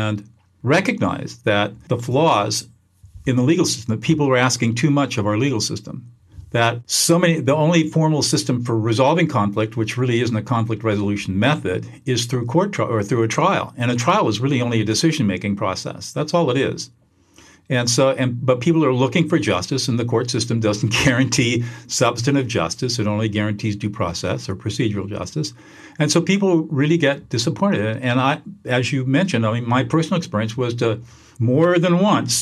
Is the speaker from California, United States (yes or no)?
yes; Southern California, United States; now in Central California, United States; I grew up in Southern California